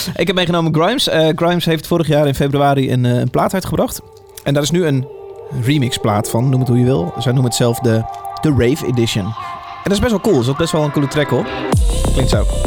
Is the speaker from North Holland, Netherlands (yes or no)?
no; Veluwe, Gelderland, Netherlands; Ik kom namelijk ook echt van de Veluwe